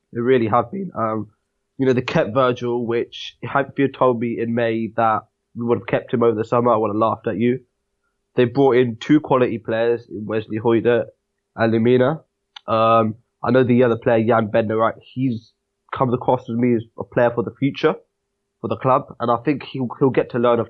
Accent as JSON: {"language": "English", "town": "Southampton", "region": "South East England", "country": "United Kingdom", "tie": "born or raised there", "said": "I was born in Southampton, lived in Southampton my whole life."}